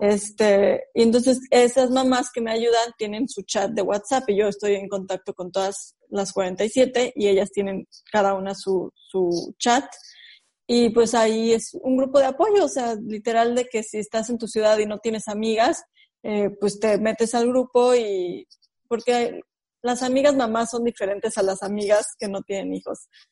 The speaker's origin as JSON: {"language": "Spanish", "region": "Mexico City", "country": "Mexico", "tie": "born or raised there", "moved": "yes", "said": "Yo soy originaria de la Ciudad de México"}